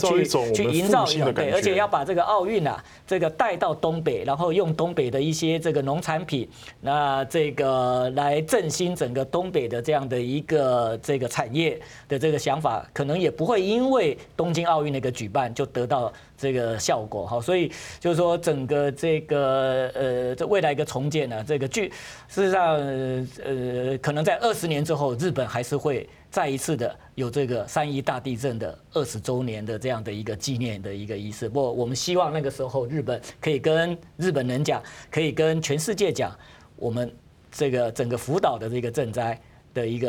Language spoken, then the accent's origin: Chinese; Taiwan; 那他这个等于是就是按照我们台湾人说法，等于是托梦啊。